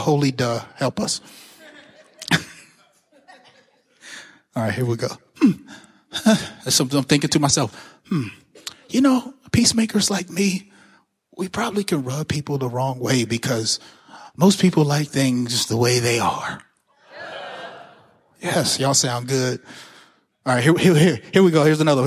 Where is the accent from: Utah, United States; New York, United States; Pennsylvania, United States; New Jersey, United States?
Pennsylvania, United States; Pittsburgh; I'm from Pittsburgh. I went to public school.